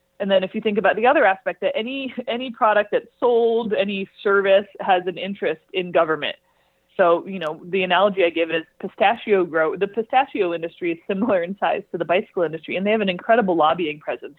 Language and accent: English; California, United States; moved away as an adult; now in Boulder, United States; I'm from California.